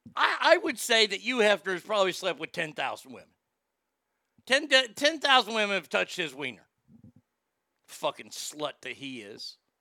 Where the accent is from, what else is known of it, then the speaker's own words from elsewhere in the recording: Texas, United States; my home state of Texas